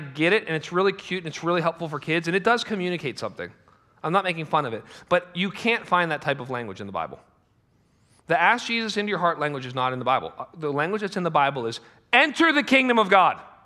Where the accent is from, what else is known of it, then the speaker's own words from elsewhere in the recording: United States; we're American